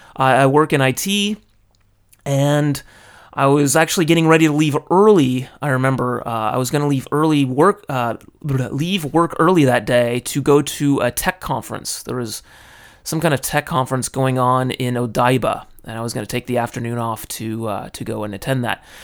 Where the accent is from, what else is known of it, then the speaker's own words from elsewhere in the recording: California, United States; now in Tokyo, Japan; I was raised in California. Now I live in Tokyo.